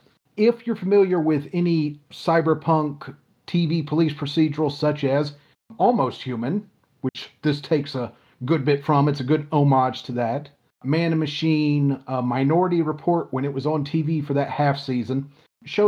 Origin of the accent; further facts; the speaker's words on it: Lilburn, Georgia, United States; I'm from Greater Metro Atlanta, and White Wolf, the company, started out in Stone Mountain, Georgia, which is, I grew up in Lilburn, Stone Mountain